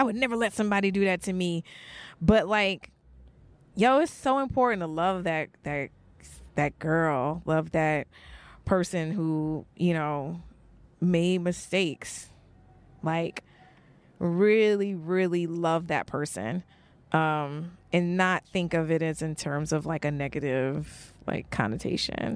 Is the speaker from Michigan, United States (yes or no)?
no; New York, United States; also born or lived in New Orleans; I was born in New Orleans, but I grew up in, like, I grew up in Brooklyn